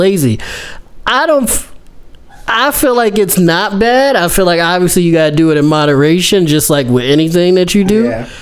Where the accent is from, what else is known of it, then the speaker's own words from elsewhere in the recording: Buffalo, New York, United States; we're from Buffalo